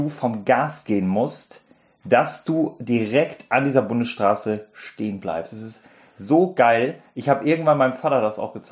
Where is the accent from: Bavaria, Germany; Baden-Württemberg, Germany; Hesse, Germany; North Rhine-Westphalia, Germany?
Baden-Württemberg, Germany; Ich bin Schwabe.